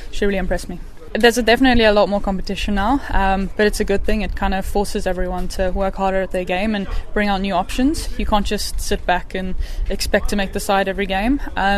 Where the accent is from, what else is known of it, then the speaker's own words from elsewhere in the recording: Cape Town, Western Cape, South Africa; I'm from Cape Town. It's a bit rainy and stuck in the indoors there.